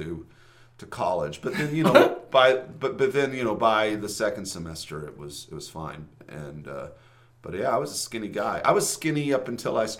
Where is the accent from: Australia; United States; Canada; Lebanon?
United States; I'm from Nixon.